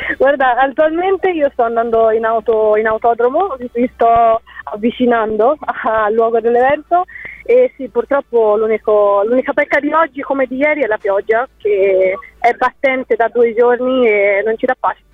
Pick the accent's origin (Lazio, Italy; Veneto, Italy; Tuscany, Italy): Tuscany, Italy; Pistoia; moved away as an adult; now in Bologna, Italy; sono di Pistoia, in ah, Toscana, ah. eh, però studio a Bologna